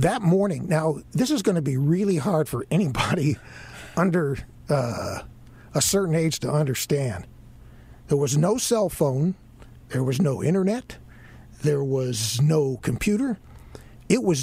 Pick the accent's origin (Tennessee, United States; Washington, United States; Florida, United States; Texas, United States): Florida, United States; Miami; moved away; I grew up in Miami.